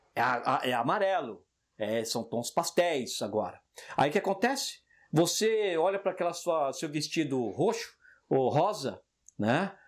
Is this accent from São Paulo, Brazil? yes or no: yes; São Paulo, Brazil; now in France; moro na França, tudo bem, mas eu cresci no Jardim Selma